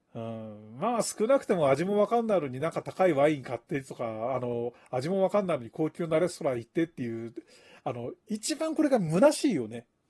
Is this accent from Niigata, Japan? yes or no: yes; Akatani Line area, Shibata, Niigata, Japan; moved away; うちの田舎に赤谷線ってのがあったんだけどさ